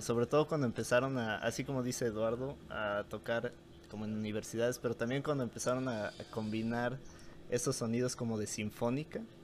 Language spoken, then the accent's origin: Spanish; Chiapas, Mexico; moved away as an adult; mi paisano chiapaneco